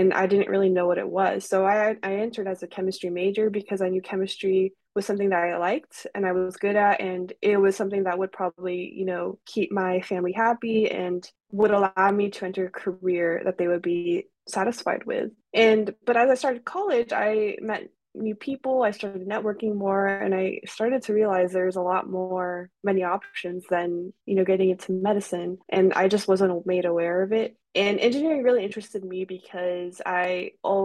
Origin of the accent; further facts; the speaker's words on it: California, United States; I was actually from California